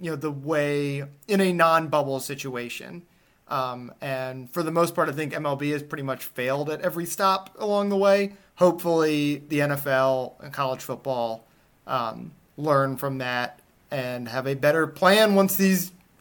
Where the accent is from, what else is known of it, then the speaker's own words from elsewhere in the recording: Northeast, United States; moved away; I'm from the Northeast, so I grew up caring about hockey.